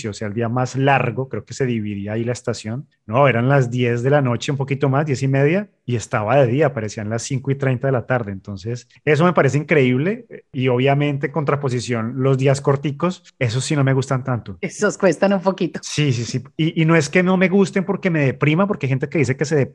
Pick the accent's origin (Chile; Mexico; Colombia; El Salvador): Colombia; Bogotá; moved away as an adult; now in Canada; Yo vengo de Bogotá, donde no hace este clima tan caliente en ese mes.